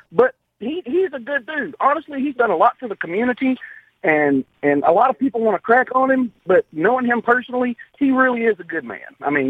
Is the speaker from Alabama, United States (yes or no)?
yes; Leeds, Alabama, United States; I was born and raised in Leeds, Alabama.